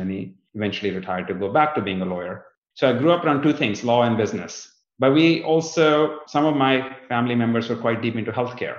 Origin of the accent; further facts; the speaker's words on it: northern India, India; moved away as an adult; now in United States; I was born in India, in the northern part of India, just in the south of the Himalayas, in the foothills